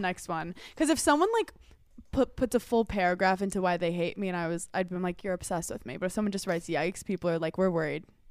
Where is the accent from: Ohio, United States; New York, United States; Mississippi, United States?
New York, United States; New York City; I'm from Brooklyn.